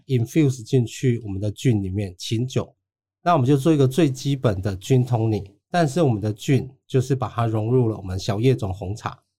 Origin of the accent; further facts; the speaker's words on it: Chiayi County, Taiwan; 我的故乡嘉义